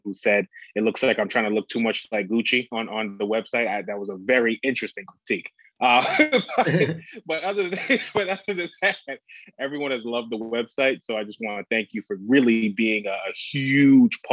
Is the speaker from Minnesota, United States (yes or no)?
no; New York City, New York, United States; also born or lived in Toledo, Ohio / Bowling Green, Ohio; now in Austin, United States; I'm originally from Brooklyn, New York. I grew up on 105th Street in Brooklyn